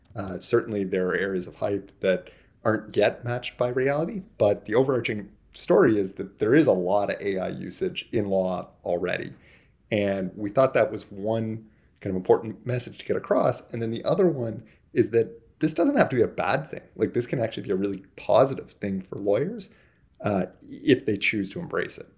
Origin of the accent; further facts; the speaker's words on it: Toronto, Ontario, Canada; I'm from Toronto, and the vast bulk of our people are here